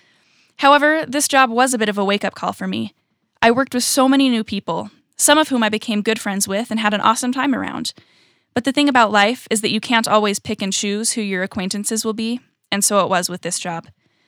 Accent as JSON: {"language": "English", "region": "California", "country": "United States", "tie": "born or raised there", "also_born_or_lived": "Utah / Virginia", "said": "I was born in Utah, but I was raised in California and in Virginia, and currently I'm a freshman at college."}